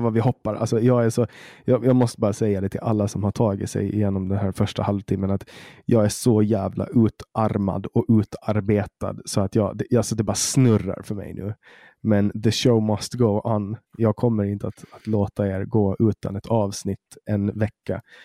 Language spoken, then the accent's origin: Swedish; Åland, Åland Islands; här på Åland där jag växte upp